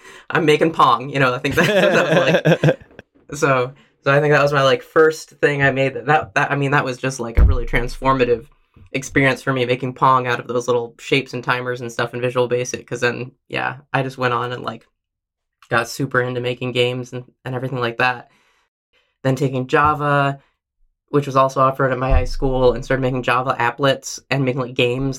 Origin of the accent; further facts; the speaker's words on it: Princeton, New Jersey, United States; also born or lived in Minnesota / Oregon / California; I was born in Minnesota, but moved to Oregon when I was 1 year old and lived in Oregon through the end of elementary school in a suburb of Portland, Oregon. Then moved to Princeton, New Jersey for middle school and high school.